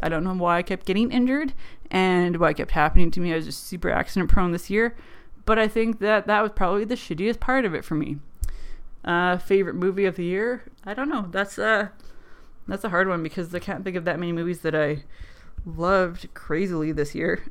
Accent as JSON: {"language": "English", "country": "Canada", "accent": "weird Canadian", "said": "probably my accent, how I pick up words like pop and bar and boat and pants and just have a really weird Canadian accent"}